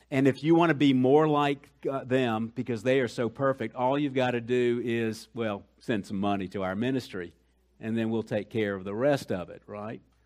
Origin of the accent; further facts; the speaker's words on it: Colombia; moved away; I'm from Colombia